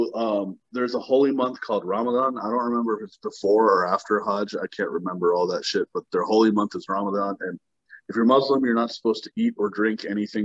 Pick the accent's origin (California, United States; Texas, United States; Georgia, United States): Texas, United States; I grew up in Texas, and, like, so let's say, like, my fourth grade year is the first year I was in Texas.